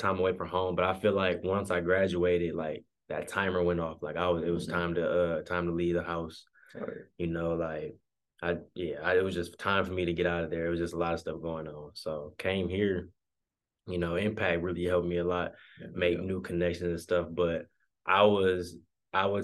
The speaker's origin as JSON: {"language": "English", "town": "Grand Blanc", "region": "Michigan", "country": "United States", "tie": "born or raised there", "also_born_or_lived": "Flint, Michigan", "said": "I was born in Flint, but I was raised in Grand Blanc most of my life, which is the suburbs of Flint."}